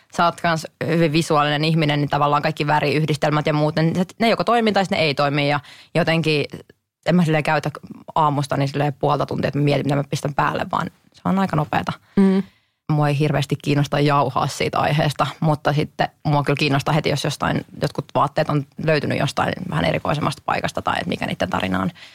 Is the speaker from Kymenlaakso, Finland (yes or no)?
yes; Kotka, Kymenlaakso, Finland; me tultiin aina Hesaa oikeasti Kotkasta itikseen shoppailemaan